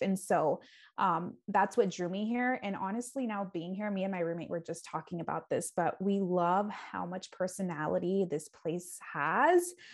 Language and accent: English; San Diego, California, United States; moved away as an adult; also born or lived in Bay Area, California; now in Milwaukee, United States; I am from San Diego, California.